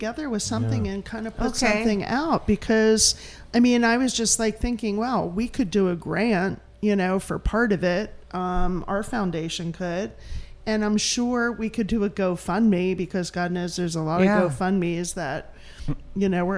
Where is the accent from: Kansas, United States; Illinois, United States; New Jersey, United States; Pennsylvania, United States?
Pennsylvania, United States; Philadelphia; moved away; I'm from Philadelphia